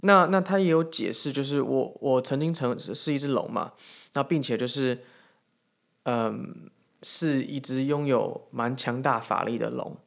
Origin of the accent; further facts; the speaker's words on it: Taiwan; 我们是台湾人